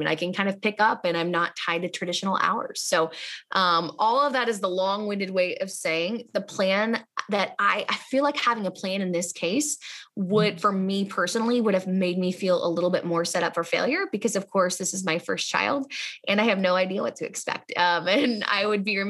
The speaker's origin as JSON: {"language": "English", "town": "Indianapolis", "region": "Indiana", "country": "United States", "said": "I'm from Indianapolis"}